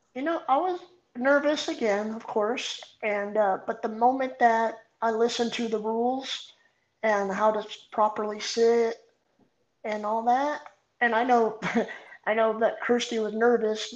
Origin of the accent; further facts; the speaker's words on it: Artesia, California, United States; I grew up in a small town called Artesia. Um, born and raised, still here